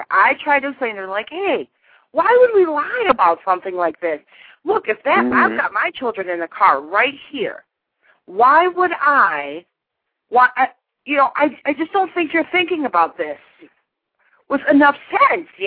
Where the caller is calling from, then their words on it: Painesville, Ohio, United States; I'm calling from Painesville.